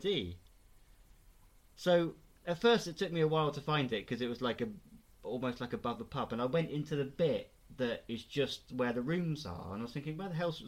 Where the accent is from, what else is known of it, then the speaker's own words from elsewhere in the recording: Bournemouth, South West England, United Kingdom; moved away; I'm from Bournemouth